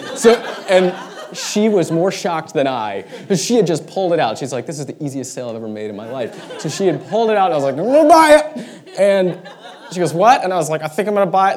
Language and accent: English; United States; who we are as American Christians